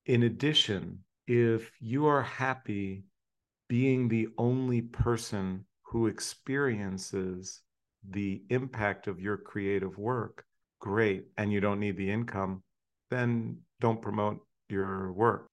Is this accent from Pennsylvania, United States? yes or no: yes; Hershey, Pennsylvania, United States; when I was 10 years old, moved to Hershey. So I was growing up in Hershey, Pennsylvania